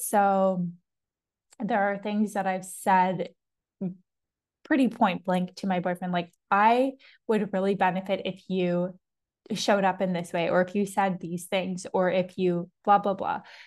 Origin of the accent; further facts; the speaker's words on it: Toronto, Ontario, Canada; accent: Canadian; first language English; moved away; if you're in Toronto, like where I'm from